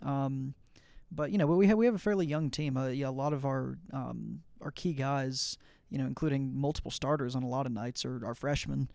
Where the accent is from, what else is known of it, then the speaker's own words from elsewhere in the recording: Atlanta, Georgia, United States; I'm you know from the Atlanta area, from Georgia